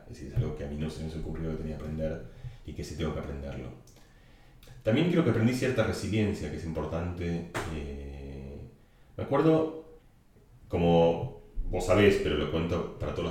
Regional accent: Argentina; accent: Catalan; yo con mi acento eh, catalán, porque tenía un acento catalán, le empecé a gritar a, los, no ni siquiera a Maradona, sino a los monos de seguridad de Maradona, Diego, soy argentino, Diego, soy argentino

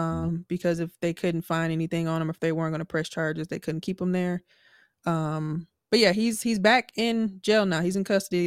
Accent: Milwaukee, Wisconsin, United States; moved away; also born or lived in Houston; I mentioned I was from Milwaukee, but I lived in Houston

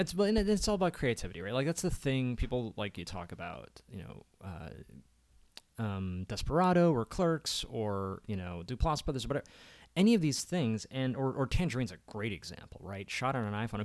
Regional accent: Columbia, Maryland, United States; I was born in Columbia, Maryland

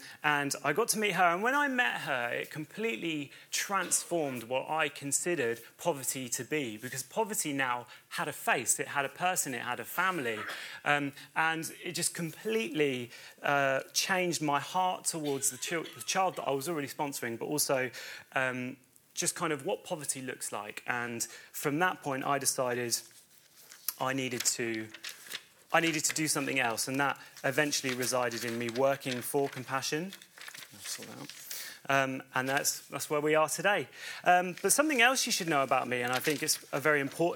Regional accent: Bedford, East of England, United Kingdom; moved away as an adult; also born or lived in Chichester; I'm originally from Bedford in Bedfordshire

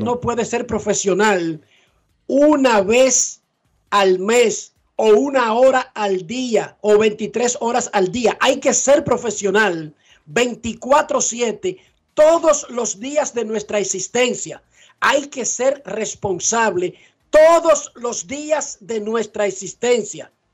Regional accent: Dominican Republic

